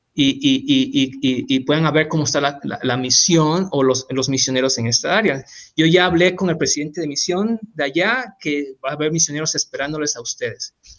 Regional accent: Tabasco, Mexico; moved away as an adult; also born or lived in Hidalgo; now in United States; yo soy de Tabasco

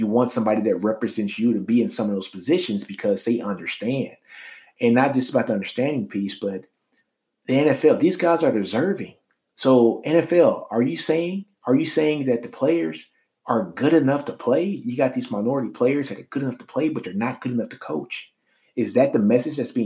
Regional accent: Shreveport, Louisiana, United States; I'm from Shreveport, Louisiana.

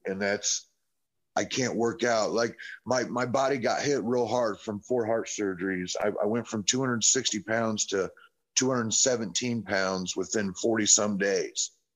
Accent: Indianapolis, Indiana, United States; moved away as an adult; also born or lived in Carmel, Indiana / Noblesville, Indiana; now in Shelbyville, United States; I'm from Indianapolis, Carmel, and Noblesville, majority of my life

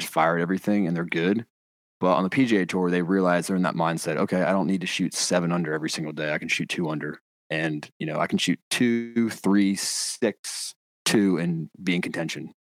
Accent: North Carolina, United States; born and raised in North Carolina.

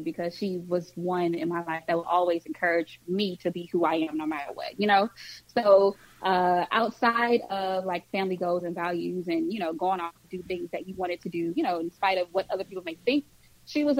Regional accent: St. Louis, Missouri, United States; moved away as an adult; now in Texas, United States; Born and raised in St. Louis

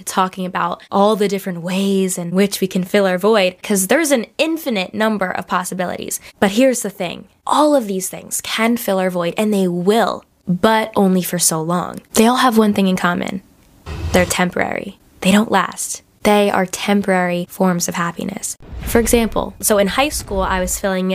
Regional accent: New Jersey, United States; accent: Jersey; my Jersey accent really just popped out

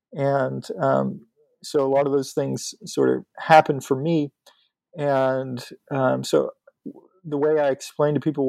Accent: Pennsylvania, United States; I'm from Western Pennsylvania, north of Pittsburgh.

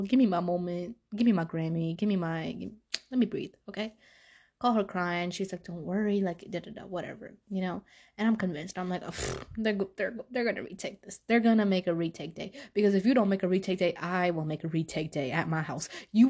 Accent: Pakistan; I'm Pakistani. Okay. My parents will go send me anyway.

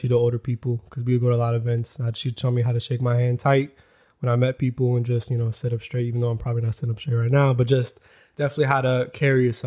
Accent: Florida, United States; moved away as an adult; also born or lived in New York; now in Los Angeles, United States; I grew up in Florida. I was there from till 19 years old

